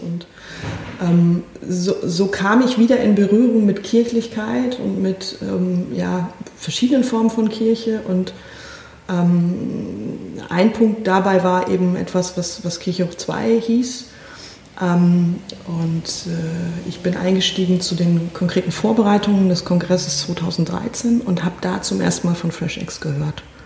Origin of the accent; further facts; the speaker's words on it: Northern Bavaria, Germany; ich bin in der Diaspora aufgewachsen, das heißt also an, an, an einem Ort, an dem ähm, wenige Menschen katholisch sind, aber verhältnismäßig viele evangelisch waren, lutherisch, ähm, Nordbayern